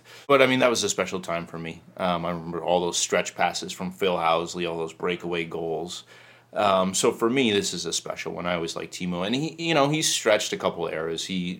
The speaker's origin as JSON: {"language": "English", "country": "Canada", "said": "I mean, I guess being Canadian"}